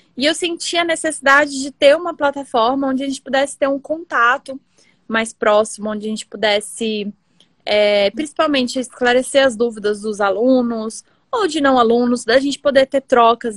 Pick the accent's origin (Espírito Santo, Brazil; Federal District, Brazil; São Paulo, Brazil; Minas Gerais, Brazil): Federal District, Brazil; Brasília; also born or lived in Pernambuco; Eu sou pernambucana, né? Nasci em Pernambuco, vim morar em Brasília quando eu tinha dois anos, então sou metade bra brasiliense, metade pernambucana.